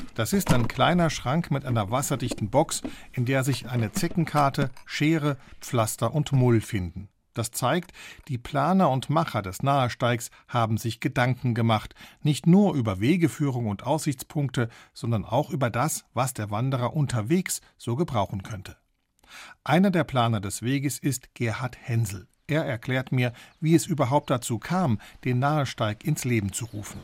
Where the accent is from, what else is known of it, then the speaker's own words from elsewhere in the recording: Bostalsee, Saarland, Germany; Ich bin am Bostalsee aufgewachsen